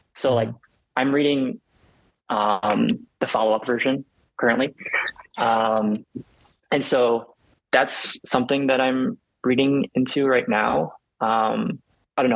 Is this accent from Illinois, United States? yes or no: yes; Illinois, United States; moved away as an adult; most of my family is based in um, Illinois. So like, this was the first time for me to like move away from home